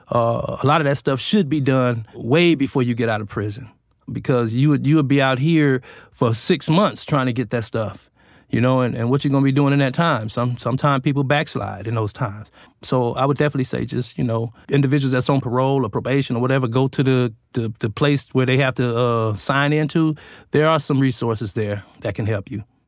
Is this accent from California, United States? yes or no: yes; Los Angeles, California, United States; moved away as an adult; my hometown, which is Los Angeles